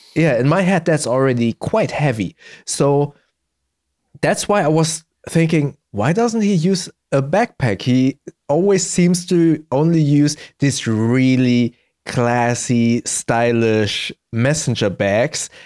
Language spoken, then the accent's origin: English; Germany; born and raised in Germany, but my parents are both from Indonesia